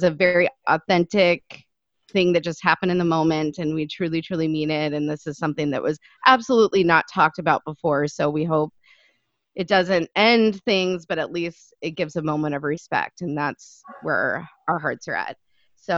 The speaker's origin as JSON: {"language": "English", "town": "Mesa", "region": "Arizona", "country": "United States", "tie": "born or raised there", "said": "being a kid growing up in Mesa"}